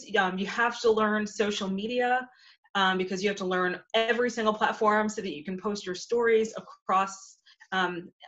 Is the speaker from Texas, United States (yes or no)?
no; New Rochelle, New York, United States; moved away as an adult; now in Memphis, United States; I am from New Rochelle, New York.